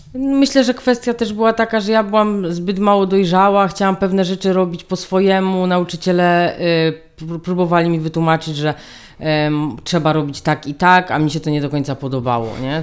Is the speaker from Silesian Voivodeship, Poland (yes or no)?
yes; Dąbrowa Górnicza, Silesian Voivodeship, Poland; Ja w ogóle pochodzę z Ząbkowic, tych Ząbkowic z tej Dąbrowy Górniczej, od tej huty szkła